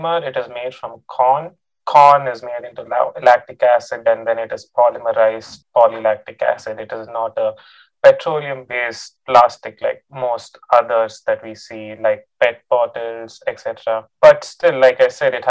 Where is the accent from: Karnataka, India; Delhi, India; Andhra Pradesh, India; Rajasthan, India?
Karnataka, India; Bangalore; moved away as an adult; now in Stillwater, United States; I'm from Bangalore, India.